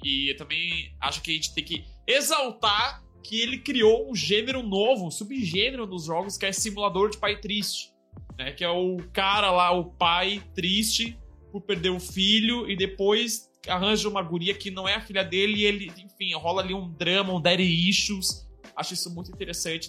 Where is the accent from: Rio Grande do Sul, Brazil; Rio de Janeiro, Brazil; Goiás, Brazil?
Rio Grande do Sul, Brazil; Porto Alegre; now in São Paulo, Brazil; Porto Alegre, que é a minha terra natal